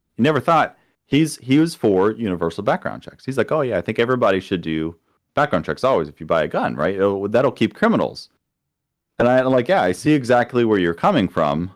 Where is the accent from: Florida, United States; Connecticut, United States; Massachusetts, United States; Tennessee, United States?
Florida, United States; moved away as an adult; also born or lived in Kansas City; now in Missouri, United States; coming from Florida, my hometown had, the poverty rate was twice the national average